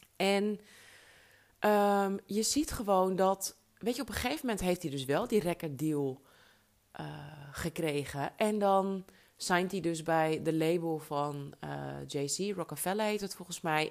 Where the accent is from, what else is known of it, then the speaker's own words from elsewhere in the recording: Alkmaar, North Holland, Netherlands; moved away; also born or lived in New York; uit Alkmaar